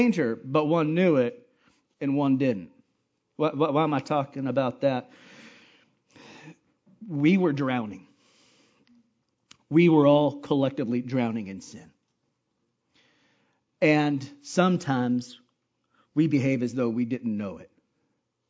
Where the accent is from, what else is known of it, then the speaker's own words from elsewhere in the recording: Hawaii, United States; moved away; where I grew up in Hawaii